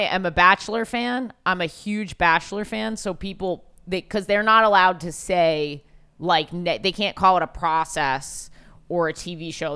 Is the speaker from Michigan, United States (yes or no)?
no; New York City, New York, United States; As a New Yorker